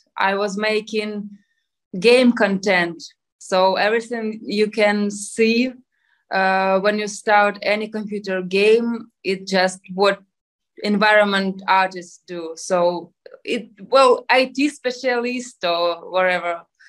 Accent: Ukraine; English is a second language; also born or lived in Kyiv; now in Ternopil, Ukraine; I'm from Kyiv. I've been living in Kyiv since I was 17 years old. I learned in the university there and I just stayed and continued my life in Kyiv working. I'm 33

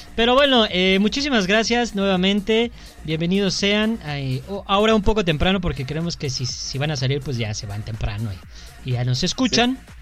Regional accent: Mexico; Porque somos mexicanos

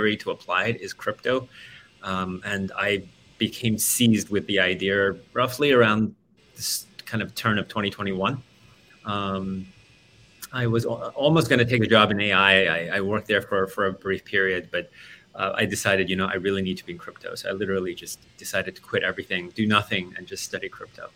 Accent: Australia; moved away as an adult; also born or lived in Silicon Valley; I grew up in Australia and moved to Silicon Valley to work for them

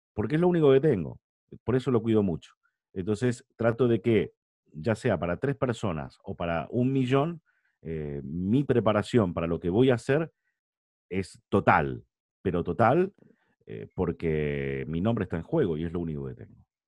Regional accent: San Nicolás de los Arroyos, Buenos Aires Province, Argentina; moved away as an adult; now in Madrid, Spain; donde vivíamos, ¿no? donde yo nací, que es San Nicolás de los Arroyos, en Argentina.

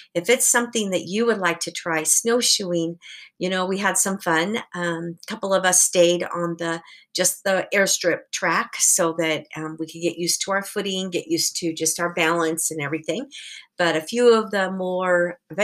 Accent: Portland, Oregon, United States; I grew up in Portland

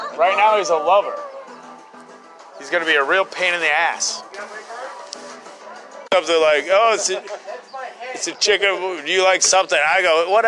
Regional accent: Western Massachusetts, United States; also born or lived in Stuart, Florida / Martin County, Florida; now in Sarasota, United States; I was born in New England. Yeah, Massachusetts

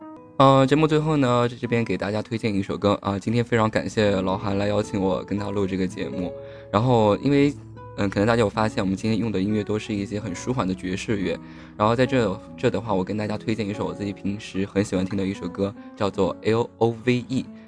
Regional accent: Sichuan, China; 其实都是因为我们四川人都特别爱吃，所以说我们才愿意把这个精力投入到这一块。

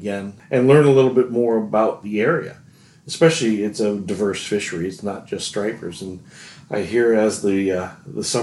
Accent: Illinois, United States; moved away; also born or lived in northern Wisconsin; I grew up in Illinois

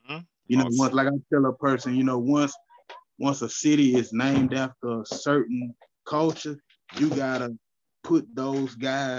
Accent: Houston, Texas, United States; born or raised there; also born or lived in Louisiana

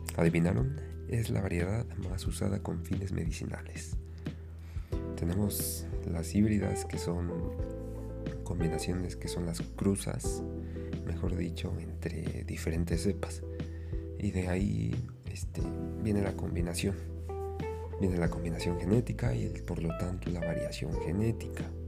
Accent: Mexico; mi país. En mi país, México

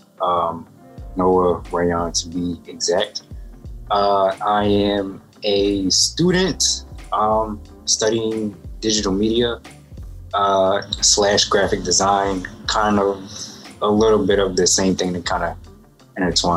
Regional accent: Philadelphia, Pennsylvania, United States; I am from Philadelphia, Pennsylvania, West Philly to be exact

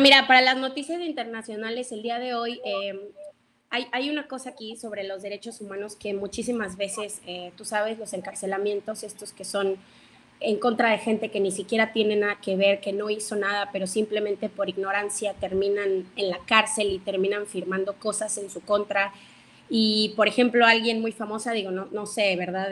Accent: Veracruz, Mexico; yo soy oriunda de Veracruz, del estado de Veracruz

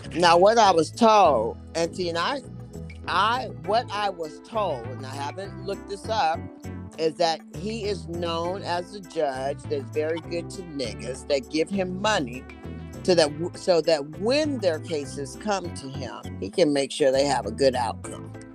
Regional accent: Oakland, California, United States; I'm from East Oakland.

